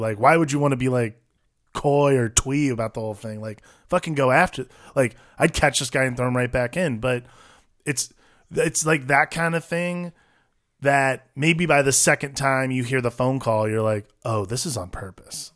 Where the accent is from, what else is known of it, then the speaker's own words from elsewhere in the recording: United States; as an American, like, as someone from the States